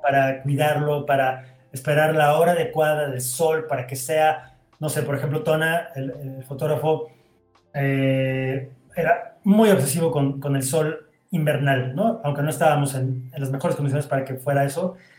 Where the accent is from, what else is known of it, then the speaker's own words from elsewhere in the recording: Veracruz, Mexico; moved away as an adult; now in Mexico City, Mexico; terminé la preparatoria en Veracruz